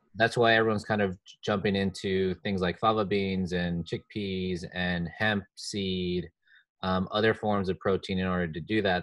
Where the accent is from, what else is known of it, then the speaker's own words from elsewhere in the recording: New Jersey, United States; my home state, New Jersey.